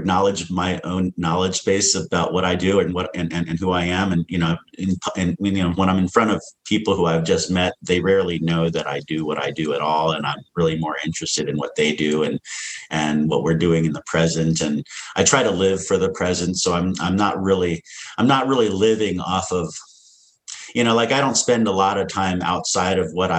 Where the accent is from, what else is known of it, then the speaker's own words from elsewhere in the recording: Washington, District of Columbia, United States; also born or lived in San Francisco / Ithaca; by the time I was born in San Francisco and, you know, 5 years later, my dad gotten a job in Ithaca, New York at Cornell University. But then by the time I was seven, we were moving to Washington, D.C.